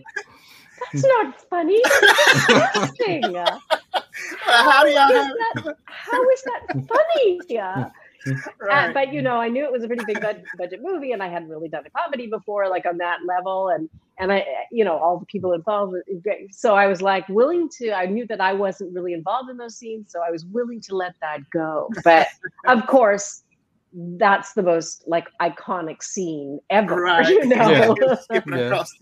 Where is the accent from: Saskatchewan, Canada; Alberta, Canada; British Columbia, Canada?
Alberta, Canada; Edmonton; moved away; I'm Canadian originally. And you know, Alberta? Alberta, that's correct. Edmonton, Alberta.